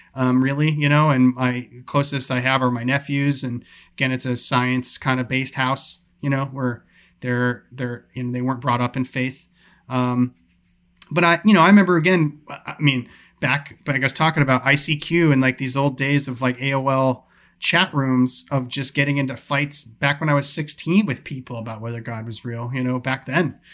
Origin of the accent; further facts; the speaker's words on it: New York, United States; moved away; I grew up in New York